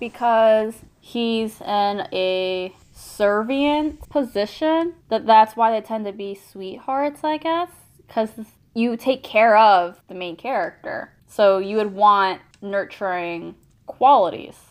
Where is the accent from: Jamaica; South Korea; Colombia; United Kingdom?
South Korea; moved away; when I was growing up in Korea